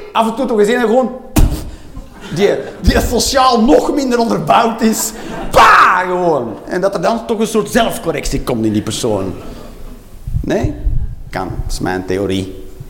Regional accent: Flanders, Belgium; wij Vlamingen

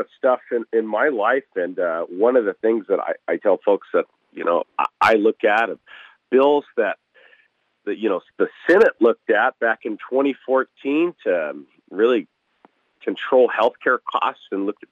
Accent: Kirkland, Washington, United States; moved away as an adult; now in Fairbanks, United States; I grew up in Seattle area. I grew up in the city of Kirkland

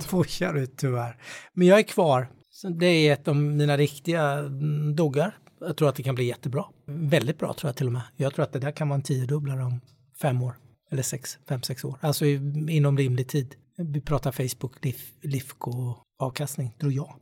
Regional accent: Småland, Sweden; jag är smålänning

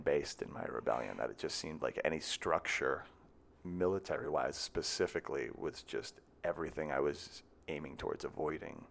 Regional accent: Marshfield, Massachusetts, United States; I'm from Massachusetts

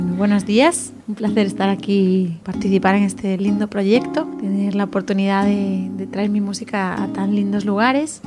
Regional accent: Galicia, Spain; una gallega toque flamenco

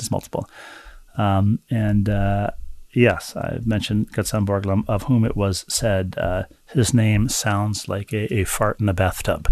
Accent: New York metropolitan area, United States; a Jewish kid growing up in the New York metropolitan area

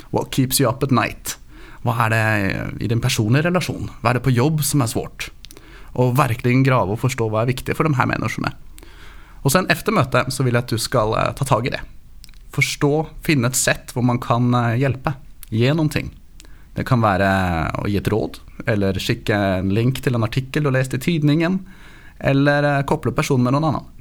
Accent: Oslo, Norway; born there; accent: Norwegian; Swedish is a second language; Som du hör så bryter jag lite på norsk. Mm. Jag är um, född i Oslo, mamma är från San Francisco.

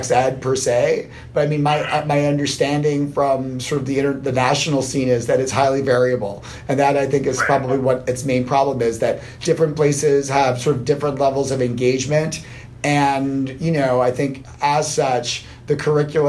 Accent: Arlington, Virginia, United States; moved away as an adult; now in New York, United States; I grew up in Arlington, Virginia, right outside Washington

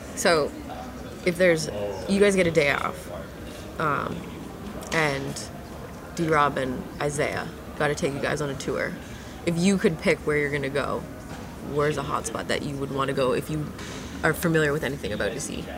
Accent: Vancouver, British Columbia, Canada; I'm from Canada.

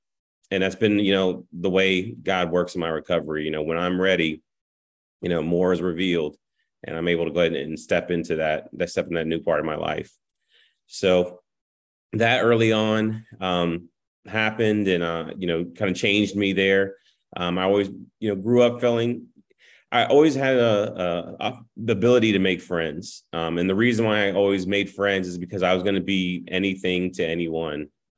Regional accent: Fredericksburg, Virginia, United States; So I grew up in Fredericksburg, Virginia, was there when I was 4 years old. Until we went ahead and moved to Florida 2 years ago

